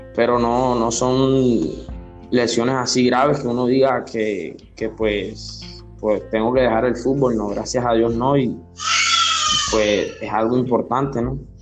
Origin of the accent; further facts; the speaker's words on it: Barranquilla, Atlántico, Colombia; now in Soledad, Colombia; nací en Barranquilla, pero vivo en soledad